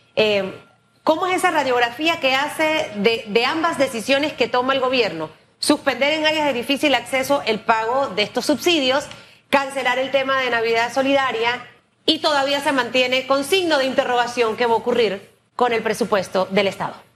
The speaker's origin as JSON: {"language": "Spanish", "country": "Panama", "said": "como panameña"}